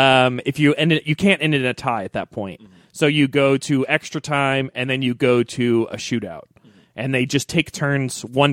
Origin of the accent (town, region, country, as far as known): Missouri, United States; also born or lived in Phoenix, Arizona